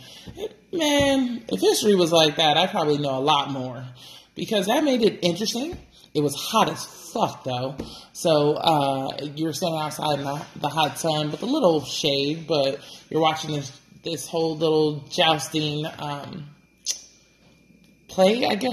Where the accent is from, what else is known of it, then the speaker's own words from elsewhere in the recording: the Bay Area, California, United States; I'm from the Bay